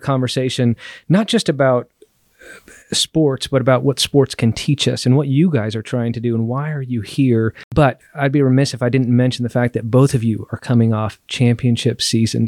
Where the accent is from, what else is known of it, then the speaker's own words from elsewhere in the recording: Southern California, United States; I grew up in Southern California